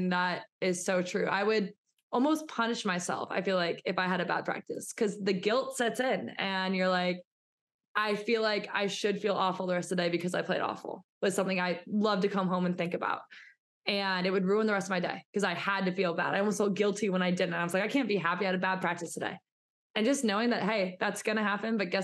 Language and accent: English; St. Charles, Missouri, United States; moved away as an adult; also born or lived in Iowa; I am from St. Charles, Missouri.